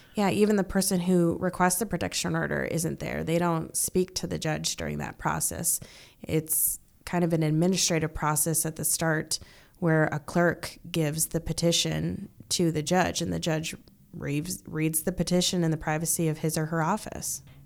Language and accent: English; North Dakota, United States; now in Omaha, United States; I grew up in North Dakota